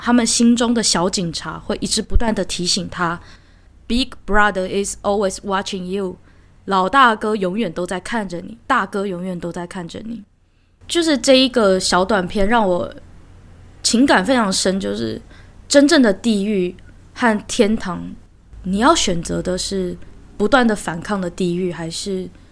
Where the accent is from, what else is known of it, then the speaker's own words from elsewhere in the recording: Taiwan; 虽然我是台湾人，我只能够看到中文版